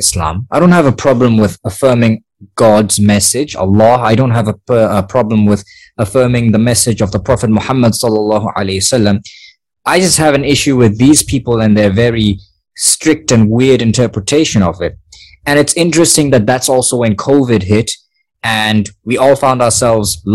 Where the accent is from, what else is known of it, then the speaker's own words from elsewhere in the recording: Gaborone, South-East District, Botswana; I am a Motswana myself. I was born in Khaburuni